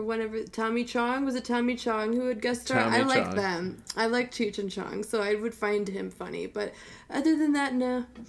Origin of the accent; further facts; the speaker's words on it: United States; I'm an American.